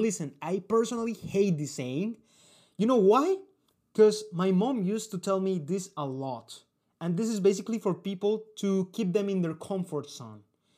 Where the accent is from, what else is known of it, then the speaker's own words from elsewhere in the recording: Colombia; they are typical, and they are from the culture I come from Colombia.